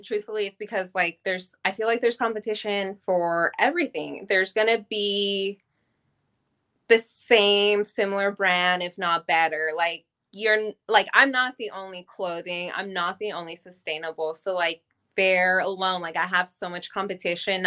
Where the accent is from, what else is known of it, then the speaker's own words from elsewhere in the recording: Bay Area, California, United States; moved away as an adult; now in Los Angeles, United States; I'm originally from the Bay Area, but I've been in LA for a little over 10 years now